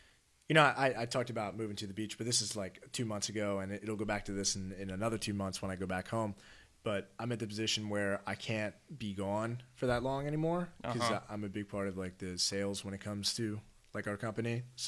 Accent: Maryland, United States; Okay. In Maryland, yeah.

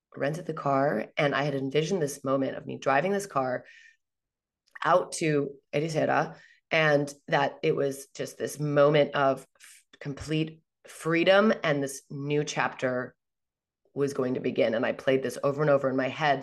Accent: Northern California, United States; moved away as an adult; now in Portugal; I'm from Northern California, it's freezing cold

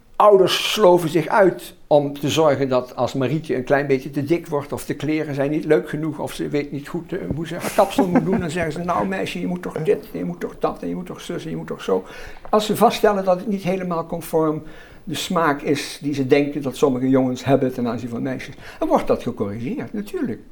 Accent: Roermond, Limburg, Netherlands; mijn wijk in Roermond. Het Roermondse veld, waar ik vandaan kom

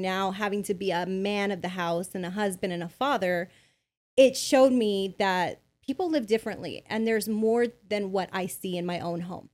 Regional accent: Bell, California, United States; I grew up in Bell, California.

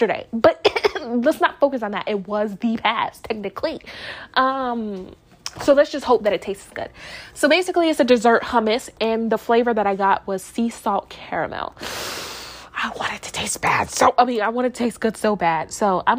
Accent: Fort Myers, Florida, United States; I lived in Fort Myers when I grew up in Fort Myers when I was little

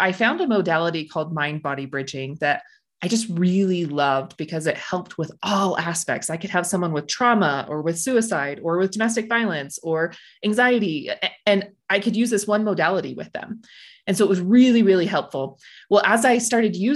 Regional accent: Blanding, Utah, United States; I'm from Blanding, Utah, down in the Four Corners area.

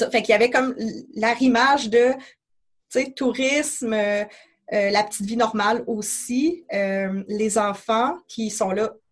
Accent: Quebec, Canada; chez nous à Québec

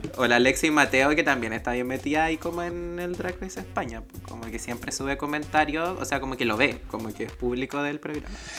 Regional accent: Salamanca, Coquimbo, Chile; now in Valparaíso Region, Chile; mi paso hasta la quinta región desde Salamanca. Yo soy de allá de la Tierra de las Brujas.

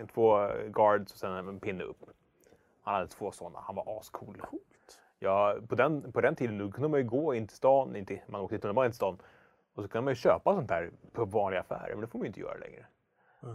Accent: Hökarängen, Stockholm County, Sweden; i Hökeräng där jag växte upp

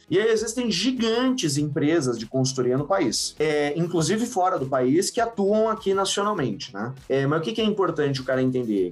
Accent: São Paulo, Brazil; Eu sou de São Paulo, né? Eu venho ali da, da zona leste de São Paulo, do, do São Mateus

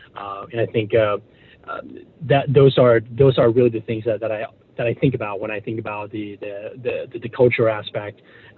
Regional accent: Taiwan; You know, growing up, you know, I was born and raised in Taiwan.

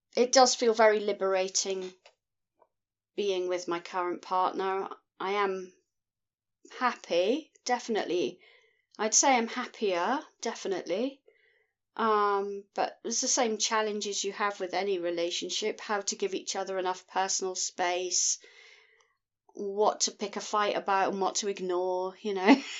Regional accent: Scotland, United Kingdom; I'm from Scotland in the United Kingdom.

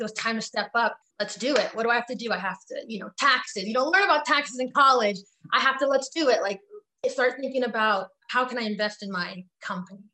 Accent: Richmond, California, United States; also born or lived in Piedmont, California; I came from Richmond, California, you know, and then we went to Piedmont.

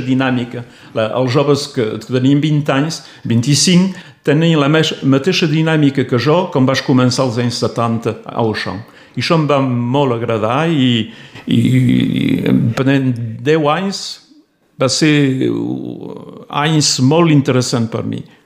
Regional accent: Torreilles, Occitania, France; first language Catalan; moved away as an adult; also born or lived in Toulouse / Alt Empordà; now in Prades, France; jo vaig néixer a Torrelles, eh? a la vora del mar

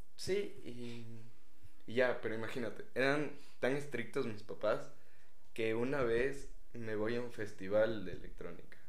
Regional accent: Ecuador

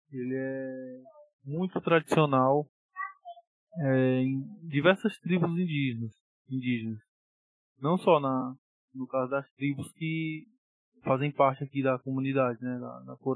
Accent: Sobral, Ceará, Brazil; fique aqui na minha cidade natal, eu estava em Sobral, né?

